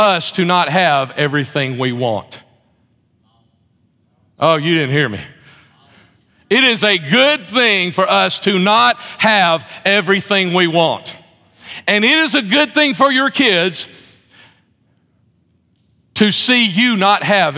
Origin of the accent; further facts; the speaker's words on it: Birmingham, Alabama, United States; moved away; also born or lived in outside of Chicago; I'm from Birmingham, Alabama